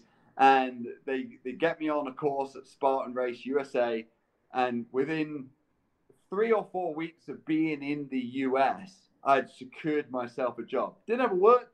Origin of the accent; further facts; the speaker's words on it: Scotland, United Kingdom; moved away as an adult; now in United States; growing up in the UK, growing up in Scotland as well